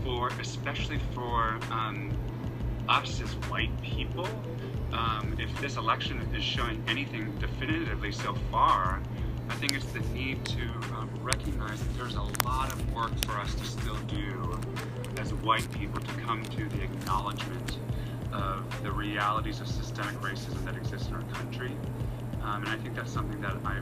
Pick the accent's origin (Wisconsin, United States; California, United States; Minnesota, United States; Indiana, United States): Wisconsin, United States; moved away; I'm originally from Wisconsin